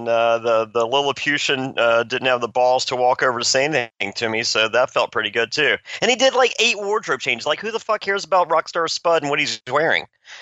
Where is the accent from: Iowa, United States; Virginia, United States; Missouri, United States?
Virginia, United States; Danville; I grew up in Danville, Virginia, which is about 40 minutes from the Greensboro Coliseum.